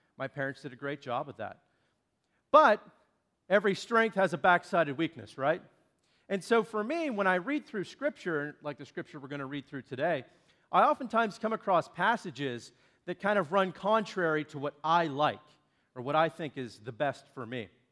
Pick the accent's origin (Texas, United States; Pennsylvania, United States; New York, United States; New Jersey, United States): Pennsylvania, United States; Shakora; from Shakora, which is where I now live, but that was also my hometown